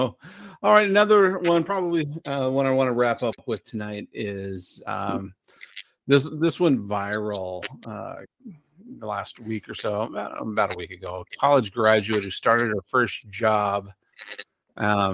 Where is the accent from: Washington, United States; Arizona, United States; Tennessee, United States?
Arizona, United States; moved away; also born or lived in Colorado / New Mexico; I grew up in Arizona.